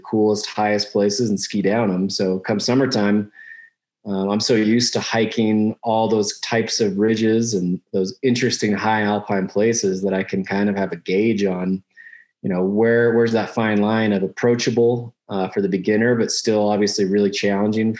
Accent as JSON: {"language": "English", "town": "Salt Lake City", "region": "Utah", "country": "United States", "tie": "born or raised there", "said": "I grew up in Salt Lake City, Utah"}